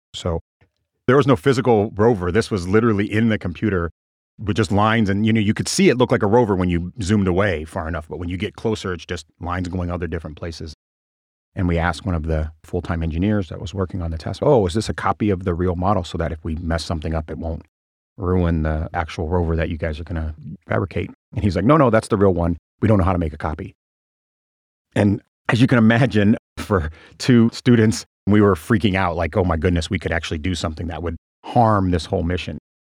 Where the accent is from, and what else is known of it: small Nebraska town, United States; born or raised there; moved away